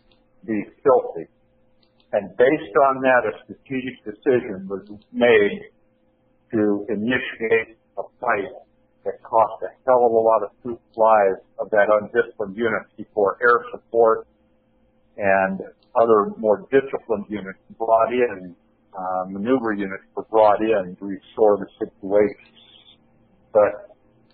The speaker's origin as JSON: {"language": "English", "area": "Columbia River", "region": "Washington", "country": "United States", "tie": "born or raised there", "said": "back in my hometown on the Columbia River"}